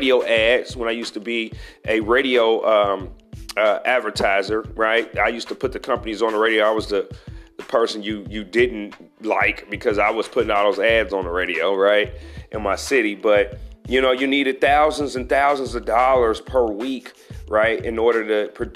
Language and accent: English; United States; me being African American